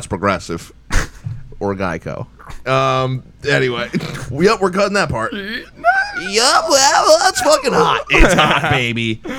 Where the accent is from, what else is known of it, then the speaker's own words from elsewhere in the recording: Cherry Hill, New Jersey, United States; When I tell other people, I just like throw the Hail Mary of like, have you ever heard of Cherry Hill?